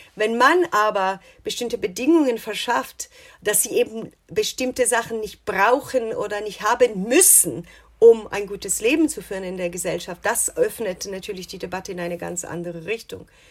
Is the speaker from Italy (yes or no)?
yes; Italy; now in United States; als Italienerin